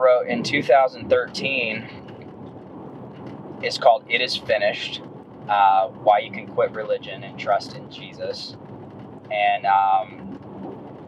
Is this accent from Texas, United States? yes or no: yes; Dallas, Texas, United States; moved away as an adult; also born or lived in Frisco, Texas / Kansas City; now in Greer, United States; I'm from Dallas, Texas, Frisco, and graduated in high school in 2001